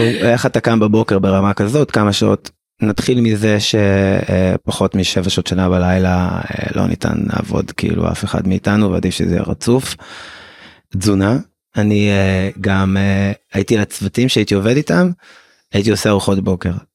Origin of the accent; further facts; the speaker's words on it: Israel